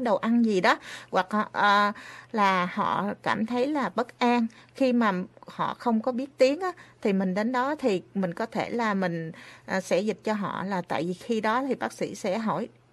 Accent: Vietnam; now in Japan; mình là người Việt Nam

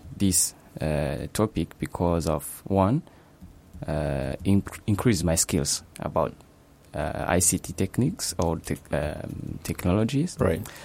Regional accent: Kigali, Rwanda; moved away as an adult; now in Japan; I'm from Rwanda, as you have said, especially in Kigali

